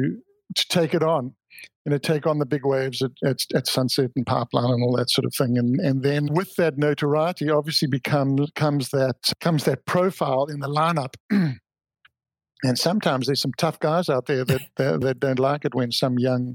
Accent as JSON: {"language": "English", "country": "South Africa", "tie": "born or raised there", "also_born_or_lived": "Oahu", "moved": "yes", "said": "growing up in South Africa, my father was a champion swimmer in his youth."}